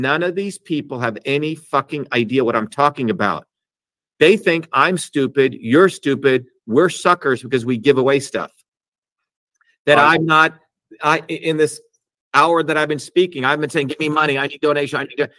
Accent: India; when I was growing up in India, I should find that picture.

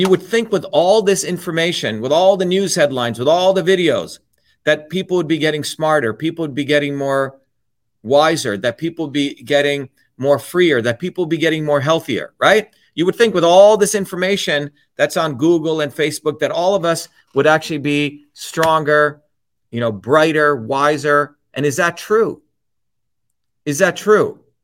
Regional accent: New Jersey, United States; the working class people I grew up with in New Jersey

